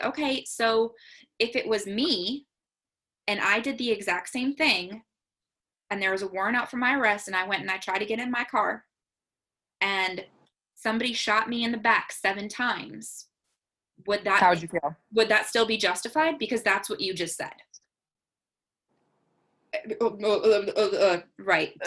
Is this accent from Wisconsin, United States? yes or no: yes; an hour outside of Kenosha, Wisconsin, United States; I grew up an hour outside of Kenosha, Wisconsin